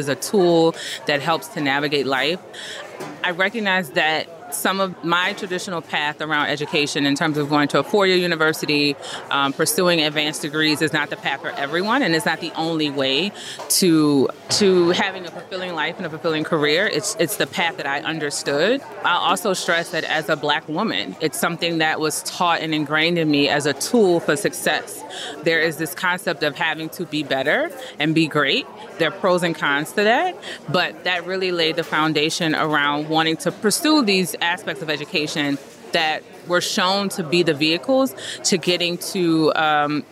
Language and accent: English; New Orleans, Louisiana, United States; I'm from New Orleans, Louisiana